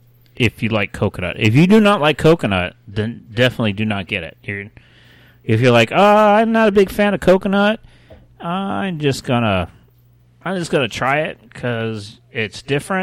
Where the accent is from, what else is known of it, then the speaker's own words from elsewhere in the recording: Ohio, United States; Yes. Oh, my home state.